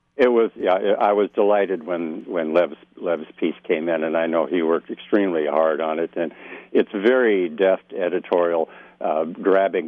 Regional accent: Dubuque, Iowa, United States; moved away as an adult; also born or lived in Southern California; now in Laguna Beach, United States; I was born in the Midwest and raised there and educated there

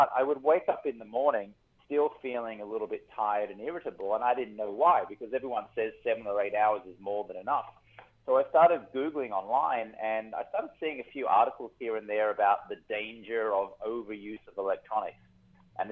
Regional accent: Brisbane, Queensland, Australia; now in Los Angeles, United States; I'm in Los Angeles, but I'm from Brisbane, Australia.

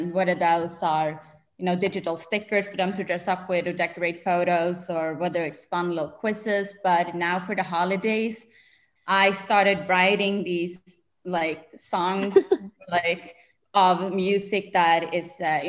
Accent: Stockholm, Stockholm County, Sweden; now in New York, United States; I'm in New York. I'm originally from Sweden, Stockholm, hence my accent

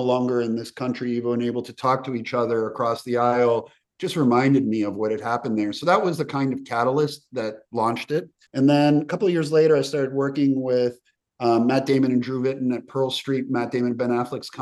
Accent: Slovenia; moved away; also born or lived in Yugoslavia; I'm from the region. I have a Croatian father, Serbian mother, Albanian wife. I was born in Slovenia, so I grew up in the former Yugoslavia, and then I moved away

